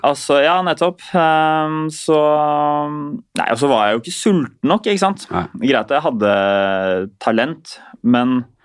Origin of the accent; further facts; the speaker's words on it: Oslo, Norway; vi er jo oppvokst i samme bydelen, vi. Eh, bydel 7. Jeg er jo fra Ulvøya